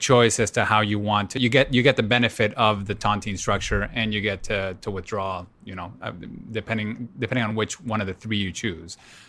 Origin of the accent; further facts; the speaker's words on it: Peru; I'm from Peru